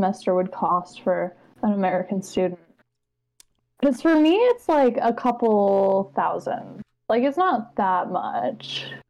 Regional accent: Alberta, Canada; I am from Alberta.

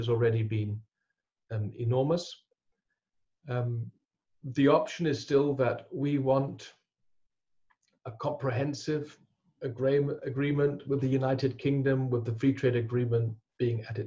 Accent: Berlin, Germany; now in North Germany; I grew up in West Berlin

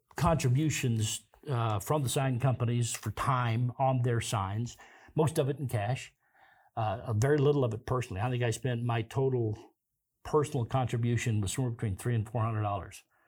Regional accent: Kansas, United States; moved away as an adult; now in Pocatello, United States; I'm originally from Kansas, Gary. I moved here forty-two years ago

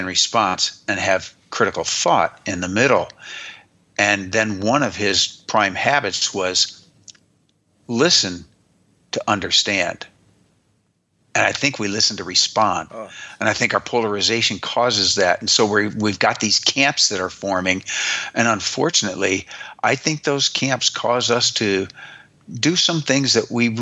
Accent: United States; I am an American

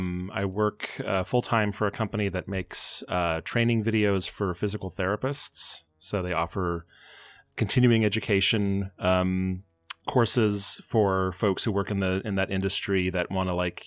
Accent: Fort Collins, Colorado, United States; born there; also born or lived in Boulder; So I was born in Fort Collins and then we moved. But then my grandparents lived in Boulder.

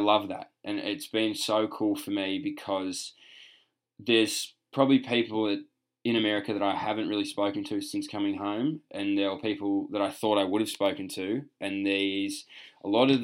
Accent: Australia; moved away

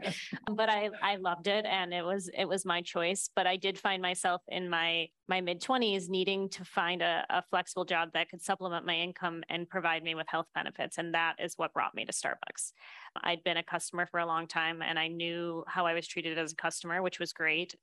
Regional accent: Buffalo, New York, United States; I grew up in Buffalo, New York.

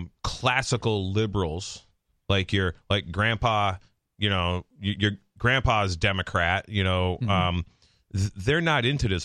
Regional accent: Palmer, Massachusetts, United States; we were literally programmed to hate the kids from Ware, Massachusetts. I grew up in Palmer.

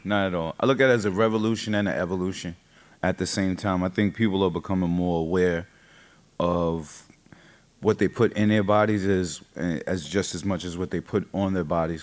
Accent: New York, United States; I'm from New York, so I know what's happening in New York and cities around me

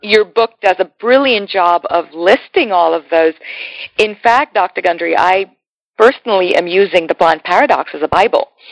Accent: India; as an Indian

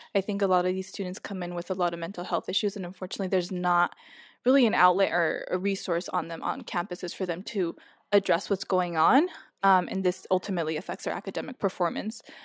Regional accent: Los Angeles, California, United States; moved away as an adult; I've lived in California my whole life, um, born and raised in Los Angeles

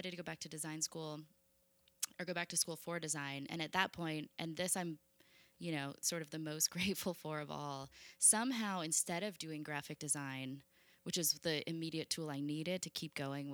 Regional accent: Vermont, United States; moved away as an adult; also born or lived in Arizona; now in Los Angeles, United States; I'm from Vermont originally, so equally kind of random to end up in Los Angeles

